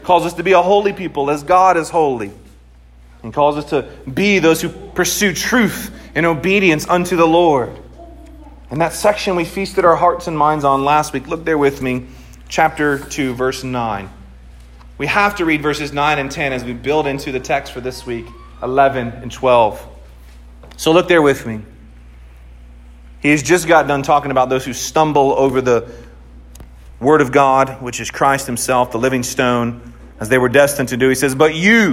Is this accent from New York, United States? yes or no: no; Central Florida, United States; moved away; I grew up in Central Florida